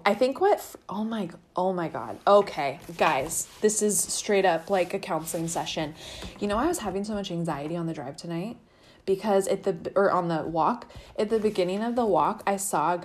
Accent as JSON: {"language": "English", "town": "El Dorado Hills", "region": "California", "country": "United States", "tie": "born or raised there", "said": "I grew up in El Dorado Hills"}